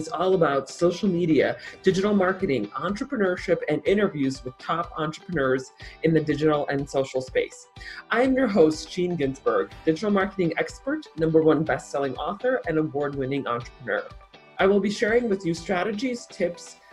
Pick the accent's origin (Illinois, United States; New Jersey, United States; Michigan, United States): Illinois, United States; Chicago; moved away; also born or lived in Newport Beach, California; I'm also from Chicago as well. And I went to high school in Buffalo Grove.